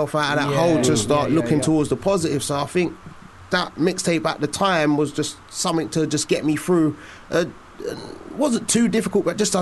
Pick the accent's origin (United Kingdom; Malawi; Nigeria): United Kingdom; London; Walthamstow, East London